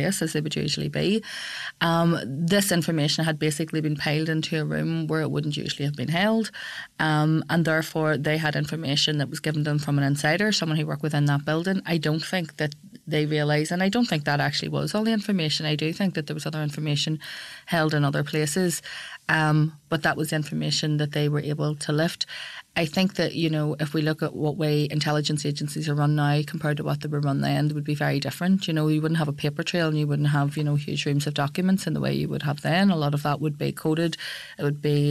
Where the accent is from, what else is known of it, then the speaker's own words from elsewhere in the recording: Belfast, Northern Ireland, United Kingdom; I'm a girl from West Belfast and I have seven brothers and sisters. At one stage, 10 of us lived in that house